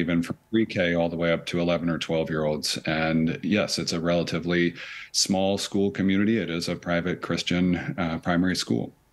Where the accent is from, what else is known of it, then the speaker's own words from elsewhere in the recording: United States; also born or lived in Nashville, Tennessee; for me as an American